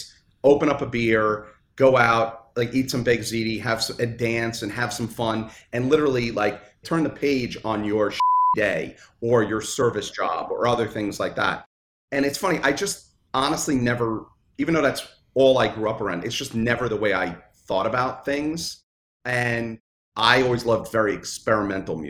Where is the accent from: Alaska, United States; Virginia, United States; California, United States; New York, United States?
New York, United States; New York City; I grew up in Brooklyn